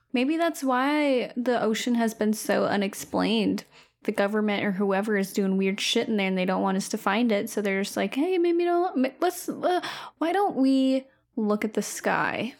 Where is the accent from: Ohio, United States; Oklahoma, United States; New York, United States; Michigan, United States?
Michigan, United States; outside of Flint; Growing up outside of Flint